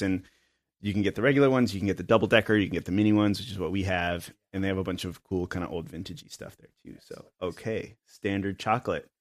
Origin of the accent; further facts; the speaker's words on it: Asheville, North Carolina, United States; also born or lived in Austin; now in Chattanooga, United States; I'm from Asheville, North Carolina originally